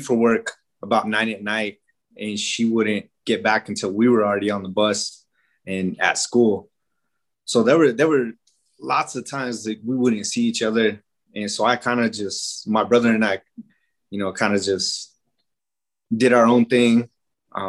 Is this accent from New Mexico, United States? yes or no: yes; Pueblo of Isleta, New Mexico, United States; also born or lived in Albuquerque, New Mexico; So I was born here in Albuquerque, but we lived there in the Pueblo of Isleta with my mom and dad